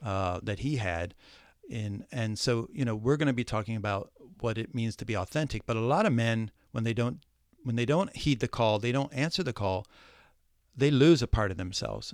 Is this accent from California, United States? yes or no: no; Ohio, United States; moved away as an adult; also born or lived in New York City; I was born in Ohio, lived in the, in, uh, what I call the cornfields of Ohio